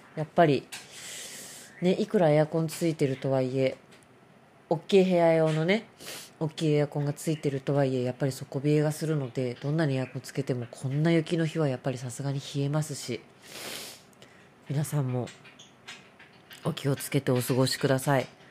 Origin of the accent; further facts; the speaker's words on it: Kanto, Japan; 私たち関東人は雪に弱いですから